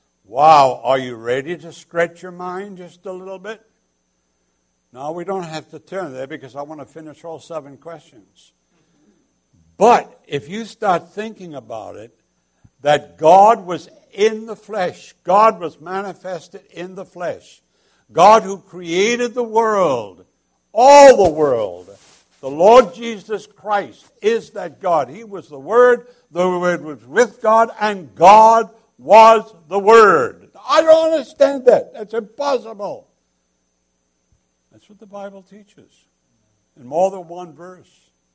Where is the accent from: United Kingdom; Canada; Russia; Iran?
United Kingdom; now in United States; It's not because I'm British and the red coats are coming.